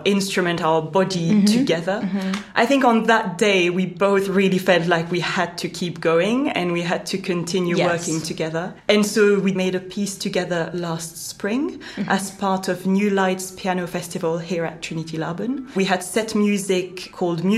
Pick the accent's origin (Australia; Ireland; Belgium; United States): Belgium; moved away as an adult; now in London, United Kingdom; I grew up in Belgium